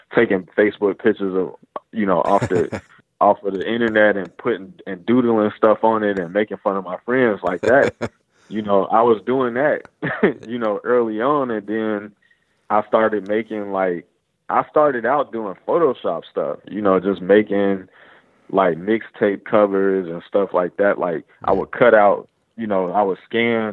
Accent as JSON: {"language": "English", "town": "Chicago", "region": "Illinois", "country": "United States", "tie": "born or raised there", "said": "I grew up in Chicago on the South Side"}